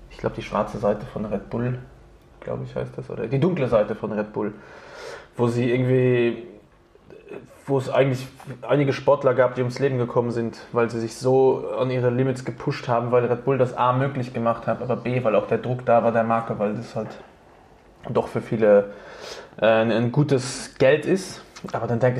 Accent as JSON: {"language": "German", "town": "Innsbruck", "region": "Tyrol", "country": "Austria", "moved": "yes", "said": "Also ich meine, vor zehn Jahren bin ich aus Innsbruck hergekommen."}